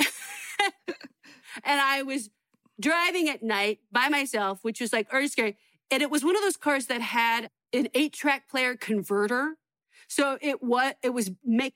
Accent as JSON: {"language": "English", "town": "San Francisco", "region": "California", "country": "United States", "tie": "born or raised there", "also_born_or_lived": "Los Angeles", "moved": "as an adult", "said": "I was going to the Holy City Zoo. And this was like when I first started comedy, and I was still like living at home and I was still in high school kind"}